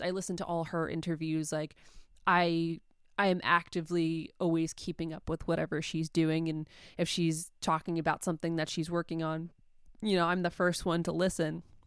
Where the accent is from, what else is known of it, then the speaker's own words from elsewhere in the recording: New York, United States; moved away; I'm from New York. My whole family is back in New York.